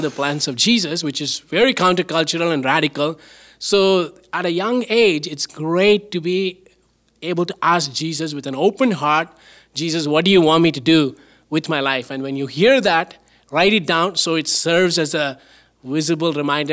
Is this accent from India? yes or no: yes; southern India, India; now in Canada; I grew up in India